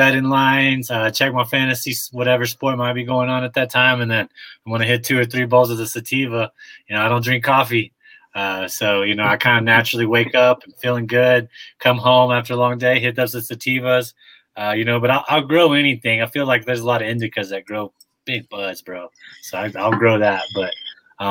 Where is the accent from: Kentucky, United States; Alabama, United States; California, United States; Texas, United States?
Texas, United States; I'm from Texas, so we had the Swishers